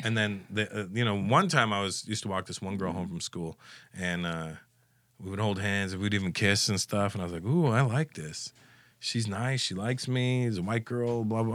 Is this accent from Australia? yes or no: no; Canada; growing up in Canada